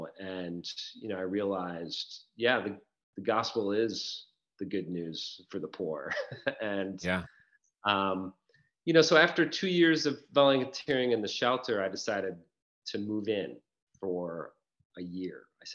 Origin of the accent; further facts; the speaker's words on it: Rochester, New York, United States; now in Chicago, United States; And, I moved to Rochester, my hometown.